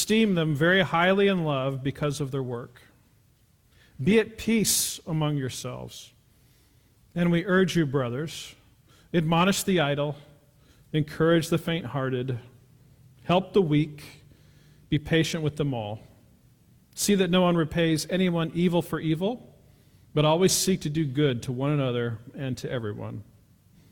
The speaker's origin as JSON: {"language": "English", "town": "Pullman", "region": "Washington", "country": "United States", "tie": "born or raised there", "said": "I was born in Pullman, Washington. My mother was Miss Pullman in 1966. My dad taught at the university"}